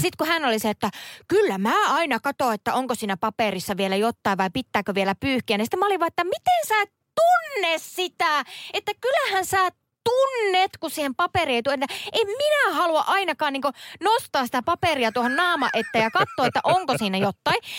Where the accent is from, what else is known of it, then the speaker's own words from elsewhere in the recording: Central Finland, Finland; moved away; keskellä Suomea, mistä mä oon kotoisin